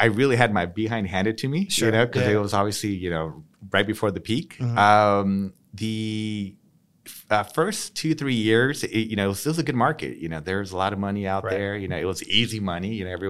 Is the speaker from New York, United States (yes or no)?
no; San Diego, California, United States; Local. Born and raised here in San Diego.